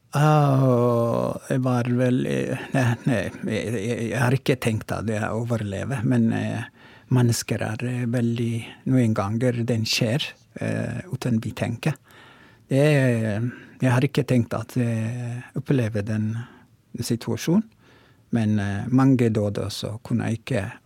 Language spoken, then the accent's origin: Norwegian; Oromo, Oromia, Ethiopia; Norwegian is a second language; now in Tromsø, Norway; opprinnelig er jeg fra Etiopia, og Romo